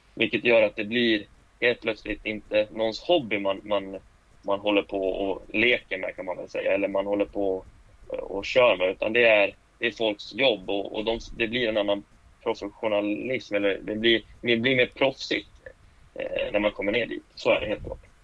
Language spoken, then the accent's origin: Swedish; Falun, Dalarna County, Sweden; Jag är född och uppvuxen i Falun